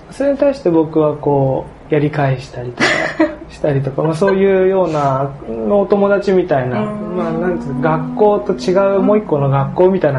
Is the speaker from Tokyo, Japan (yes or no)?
yes; Tachikawa, Tokyo, Japan; 僕は立川付近東京のに生まれ育って、